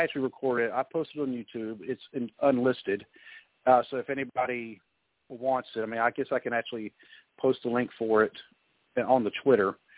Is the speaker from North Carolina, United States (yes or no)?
yes; North Carolina, United States; now in Ohio, United States; I grew up mostly in North Carolina